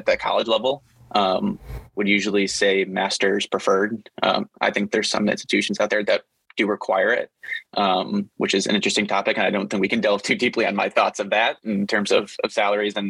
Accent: Chicago, Illinois, United States; I'm from Chicago and suburbs and live in the city

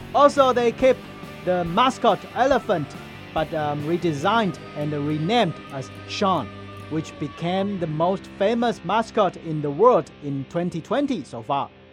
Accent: Kinmen County, Taiwan; my hometown Kinmen

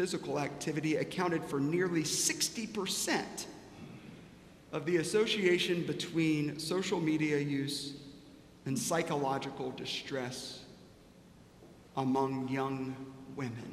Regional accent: South Carolina, United States; I grew up in South Carolina

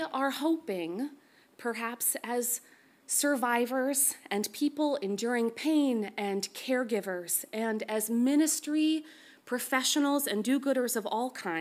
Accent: Canada; as a Canadian

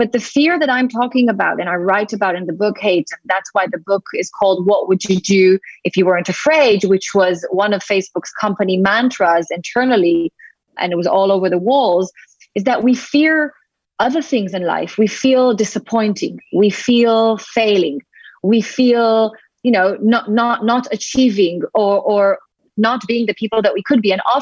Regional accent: Tel Aviv, Tel Aviv District, Israel; moved away as an adult; now in London, United Kingdom; I'm originally from Israel, from Tel Aviv.

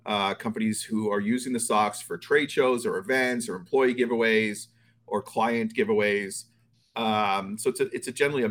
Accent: Toronto, Ontario, Canada; now in Florida, United States; I'm actually from Toronto originally. I grew up there.

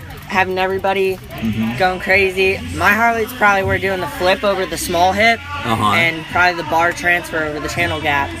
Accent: Lacey Township, New Jersey, United States; New Jersey. Lacey.

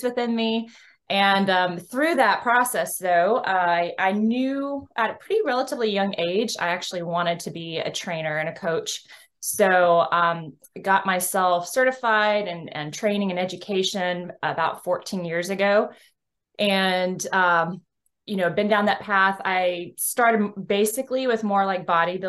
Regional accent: Texas, United States; I hail from the Lone Star State of Texas.

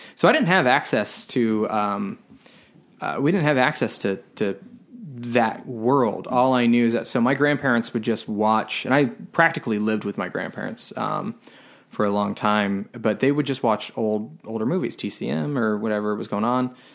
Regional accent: Tampa, Florida, United States; I grew up in Florida. I grew up in Tampa

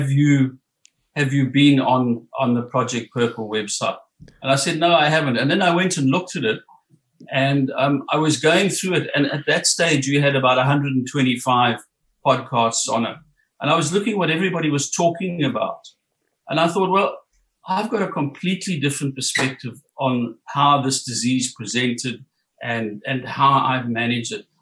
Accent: South Africa; moved away as an adult; also born or lived in Johannesburg, South Africa / Durban, South Africa; now in Coffs Harbour, Australia; I was born and brought up in South Africa

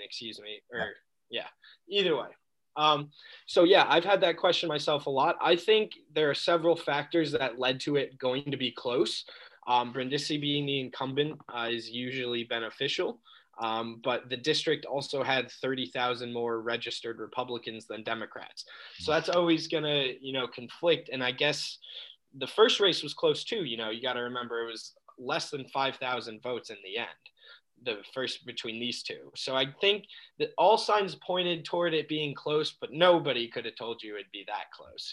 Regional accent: Albany, New York, United States; also born or lived in Buffalo / Syracuse; now in Binghamton, United States; I was born in Buffalo, um, and then I moved to Albany when I was about five. Um, and that's probably where I grew up

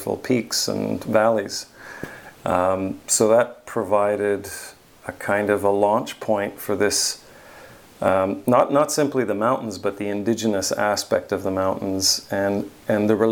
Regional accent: small town outside of Ottawa, Ontario, Canada; moved away as an adult; also born or lived in Switzerland / Montreal; now in Honolulu, United States; from a small town outside of Ottawa called Manitic

